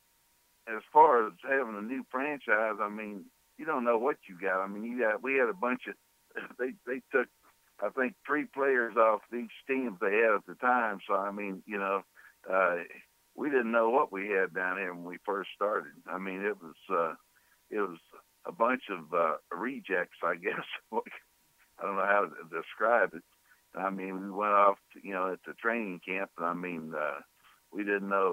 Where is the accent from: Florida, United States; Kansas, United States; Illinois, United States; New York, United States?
Kansas, United States; moved away as an adult; also born or lived in Chicago; now in New Orleans, United States; I was from Kansas